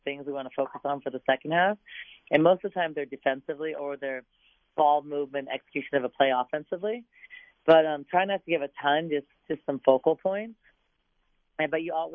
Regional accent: San Diego, California, United States; now in Arizona, United States; Getting kids from my hometown, from a good friend's program, you know, a great high school that I wish I would have gone to when I was in San Diego

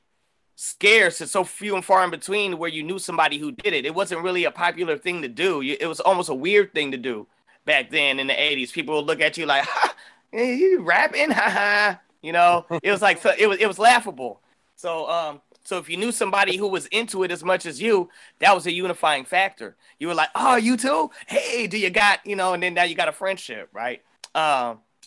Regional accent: Oakland, California, United States; born or raised there

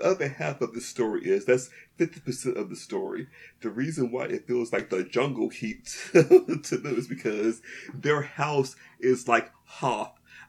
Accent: Mississippi, United States; "We're from Mississippi."

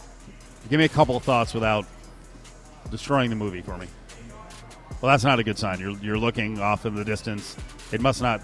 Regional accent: Northeast, United States; moved away; I'm not from Chicago, so obviously I talk about being from the Northeast all the time.

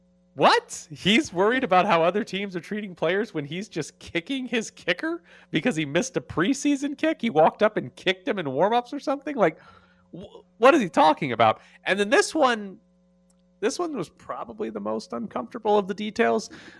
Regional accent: the South, United States; Like, I'm also from the South, Urban.

